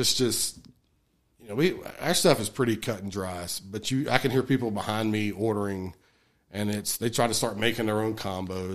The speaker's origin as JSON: {"language": "English", "area": "Alamance County", "region": "North Carolina", "country": "United States", "said": "I'm from Alamance County"}